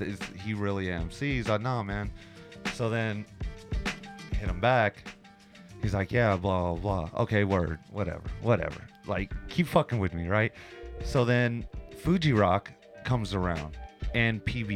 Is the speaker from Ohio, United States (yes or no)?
no; San Francisco, California, United States; now in Tokyo, Japan